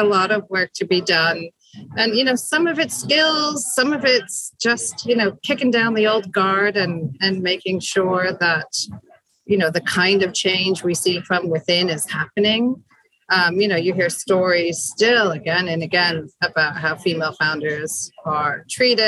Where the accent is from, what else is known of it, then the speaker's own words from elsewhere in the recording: United States; now in United Kingdom; although I was born in the States, I've been living in the UK for a long time. All my kids are born here